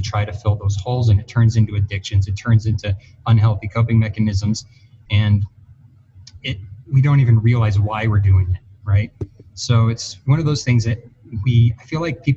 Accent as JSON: {"language": "English", "region": "Arizona", "country": "United States", "tie": "born or raised there", "moved": "yes", "lives_now": "Colorado, United States", "said": "I grew up in Arizona mostly before I moved to Colorado here"}